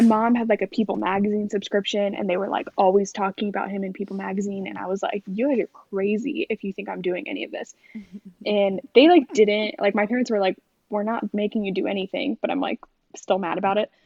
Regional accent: New York, United States; I'm from New York, um, and in New York, you're pretty much like Catholic or Jewish

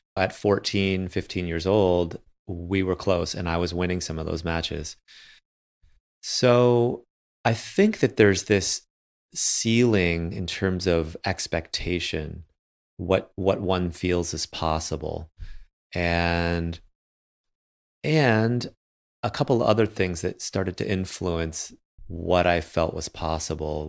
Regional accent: Michigan, United States; my hometown

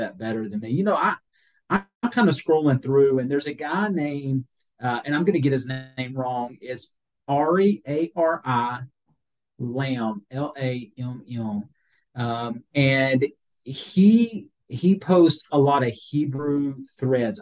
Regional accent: Georgia, United States; I grew up in Georgia

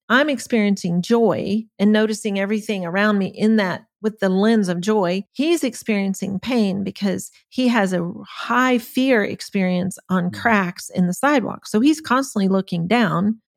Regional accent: Germany; I was the youngest of eight kids. We grew up in Germany. Uh, my parents were missionaries.

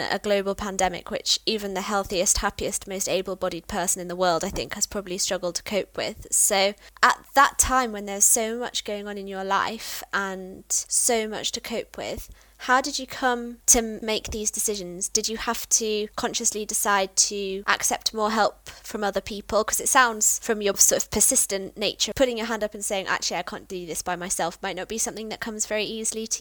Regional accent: Peak District, East Midlands, United Kingdom; I grew up in the Peak District

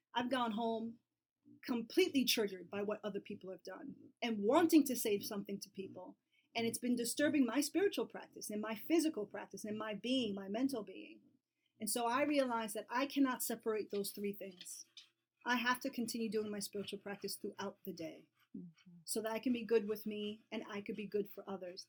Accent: New York City, New York, United States; I'm from New York and New York City

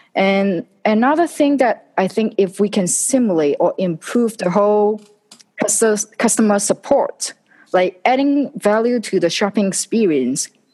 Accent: Hong Kong; moved away; I was originally from Hong Kong

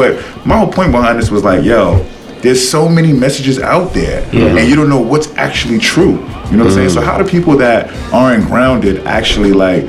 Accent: New York City, New York, United States; moved away; I'm from the Bronx, but I go there every once in a while.

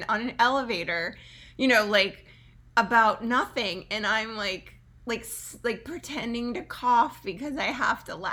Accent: New Jersey, United States; I grew up here in the United States. I actually grew up in New Jersey.

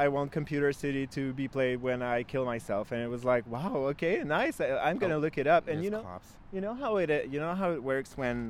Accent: Quebec City, Quebec, Canada; moved away as an adult; now in Tokyo, Japan; I'm not from Montreal. I'm from Quebec City.

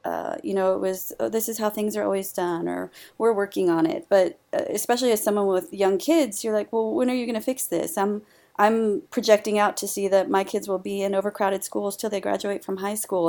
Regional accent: Howard County, Maryland, United States; right here in my hometown and in my home district

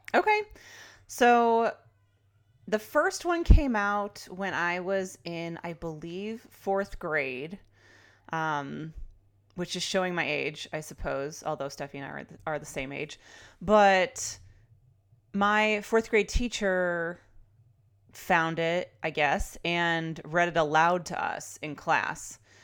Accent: Chicago, Illinois, United States; moved away as an adult; now in California, United States; I'm a Chicagoan turned Californian

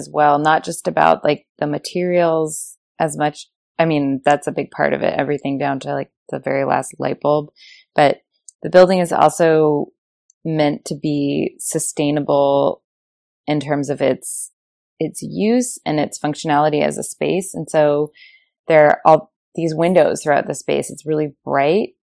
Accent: Rhode Island, United States; now in North Carolina, United States; I'm from Rhode Island, where there are a lot of old brick mills

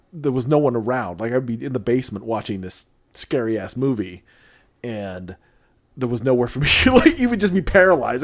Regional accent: Illinois, United States; I grew up in Illinois twenty years

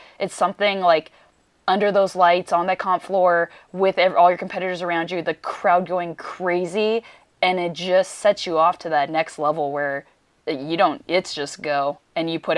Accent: Redondo Beach, California, United States; I'm from Redondo

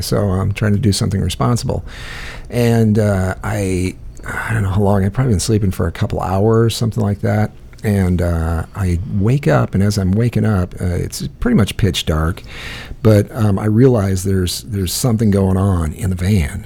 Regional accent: Iowa, United States; I grew up in Iowa

